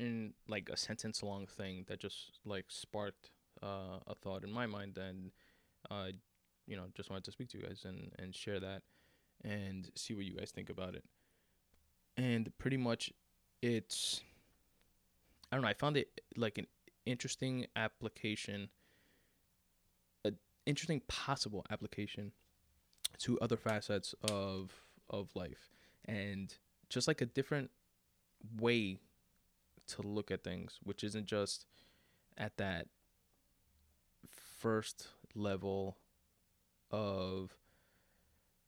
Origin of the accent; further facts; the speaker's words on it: New York City, New York, United States; I'm from Queens.